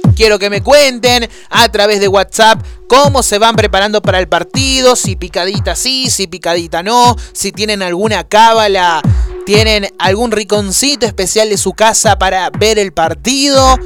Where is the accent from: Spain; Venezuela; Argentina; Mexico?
Argentina; como todo argentino